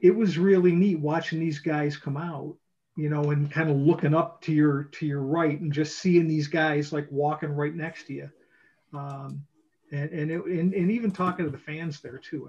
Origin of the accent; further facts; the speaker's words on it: Rochester, New York, United States; I I was growing up in Rochester, New York